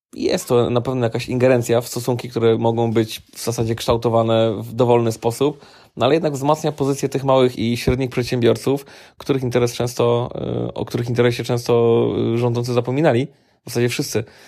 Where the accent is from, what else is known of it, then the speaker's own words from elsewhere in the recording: Silesian Voivodeship, Poland; u nas na Śląsku